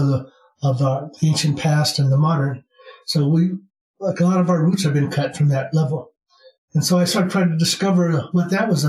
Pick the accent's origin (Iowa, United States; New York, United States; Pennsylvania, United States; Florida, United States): Iowa, United States; moved away as an adult; now in Sedona, United States; I was born in the Midwest in the state of Iowa